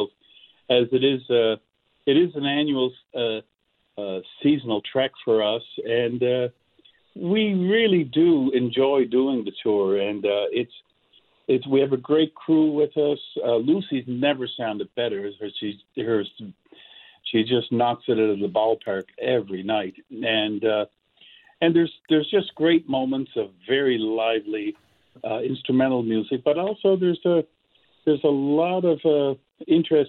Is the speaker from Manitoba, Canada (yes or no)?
no; Cape Breton Island, Nova Scotia, Canada; growing up in Cape Breton Island